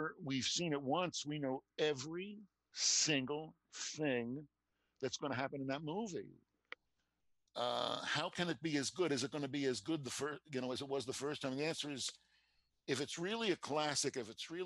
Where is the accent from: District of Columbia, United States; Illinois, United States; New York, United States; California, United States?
New York, United States; New York City; I told you that I grew up in New York City. And I went to high school. I lived in Queens